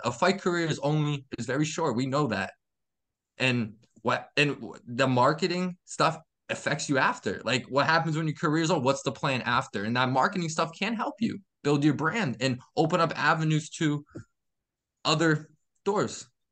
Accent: Massachusetts, United States; I'm from Mass

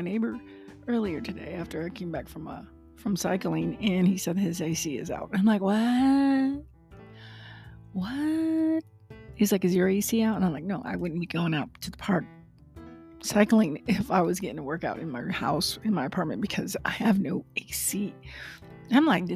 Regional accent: Texas, United States; I grew up in Texas.

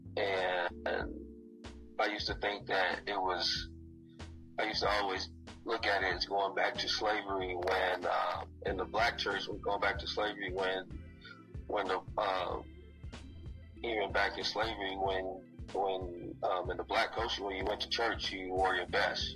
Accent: Chicago area, Indiana, United States; I'm from the Chicago area. I'm from Indiana, where you know style is everything

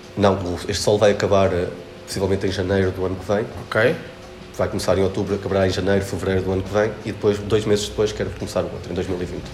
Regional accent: Arganil, Centro, Portugal; quando eu cheguei a Arganil, à minha terra

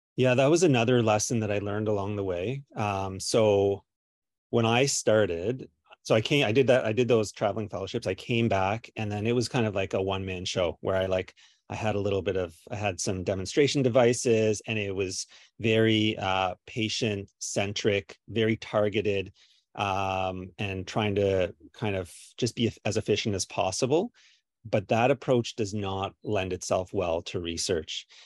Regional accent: Kingston, Ontario, Canada; I'm from Kingston

